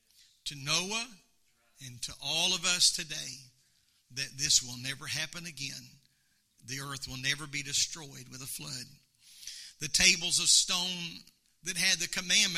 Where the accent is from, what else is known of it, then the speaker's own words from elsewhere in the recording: United States; I am an American